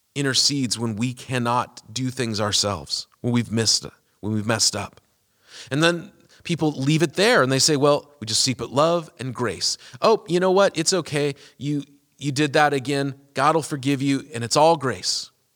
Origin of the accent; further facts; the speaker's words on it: United States; America is the country I was born in and it's the place I have my citizenship